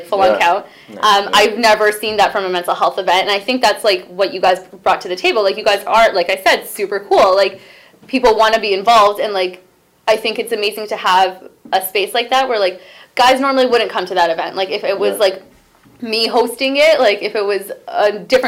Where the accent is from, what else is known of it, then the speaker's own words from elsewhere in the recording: Brampton, Ontario, Canada; I grew up in Brampton too, even though I sometimes reject it